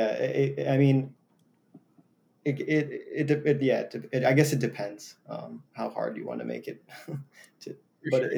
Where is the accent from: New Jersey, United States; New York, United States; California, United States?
New Jersey, United States; Jackson; I have a few friends who at both at NYU and at in my town in Jackson, who are interested in just like jamming